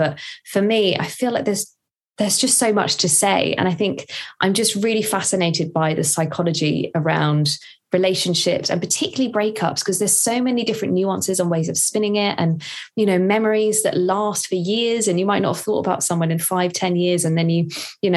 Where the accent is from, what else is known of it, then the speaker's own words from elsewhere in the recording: Woking, South East England, United Kingdom; moved away as an adult; also born or lived in Durham; now in London, United Kingdom; I am from Woking in Surrey. So from the South, and then studied in the North in Durham, and then moved to London